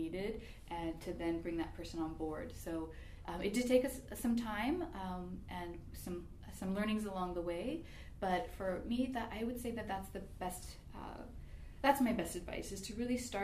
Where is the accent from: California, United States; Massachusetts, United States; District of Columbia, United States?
California, United States; Bay Area; now in Sacramento, United States; I'm actually from California, the Bay Area